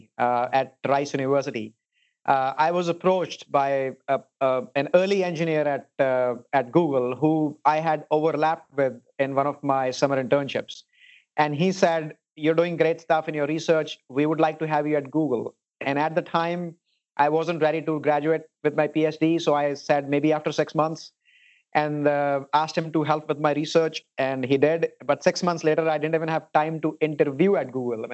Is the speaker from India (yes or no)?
yes; India; moved away as an adult; also born or lived in Houston, Texas; now in Silicon Valley, United States; I spent about 22 years of my life growing up in India.